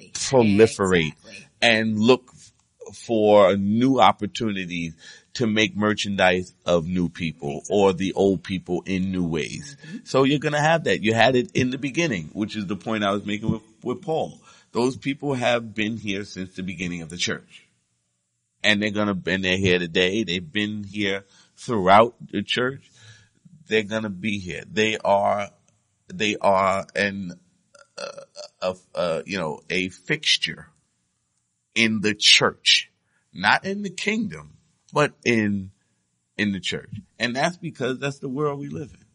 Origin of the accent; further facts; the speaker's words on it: United States; I'm an American